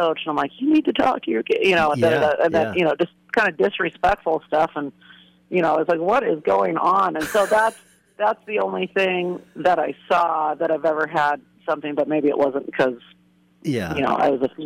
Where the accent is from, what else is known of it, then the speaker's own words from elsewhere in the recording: Corvallis, Oregon, United States; I'm from Corvallis. I graduated from Crescent Valley.